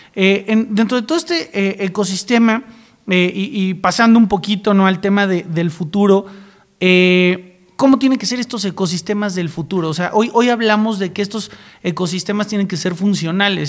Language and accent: Spanish; San Luis Potosí, Mexico; Yo también soy de San Luis Potosí